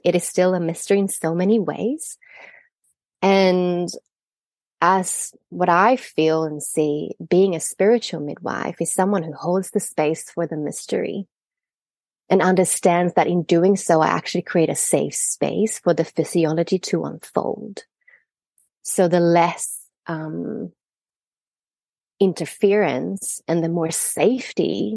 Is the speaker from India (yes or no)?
no; Sweden; moved away as an adult; also born or lived in Australia; I'm Swedish, but I trained and lived in Australia for many years